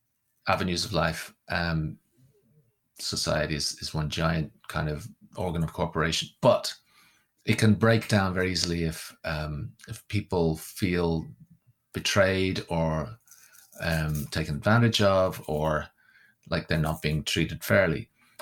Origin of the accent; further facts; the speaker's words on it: Wales, United Kingdom; moved away; because obviously growing up in Wales, my parents had no sectarian kind of inclinations at all. When we got to Ireland, I hung around with people from all different backgrounds.